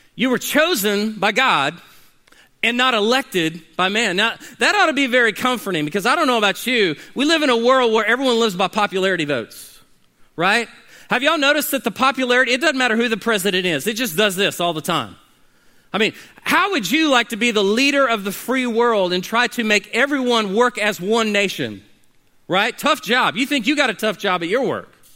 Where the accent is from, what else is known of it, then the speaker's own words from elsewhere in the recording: United States; as American Christians